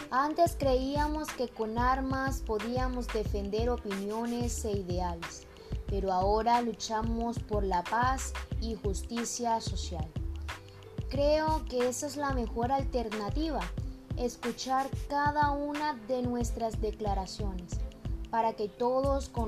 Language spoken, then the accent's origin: Spanish; Bogotá, Colombia; moved away; víctima de estos conflictos en nuestro país, Colombia. Bueno, tengo 43 años, soy de Bogotá.